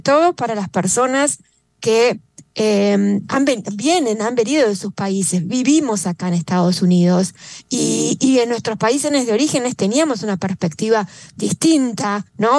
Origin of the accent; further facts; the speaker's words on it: Argentina; now in West Palm Beach, United States; yo soy de Argentina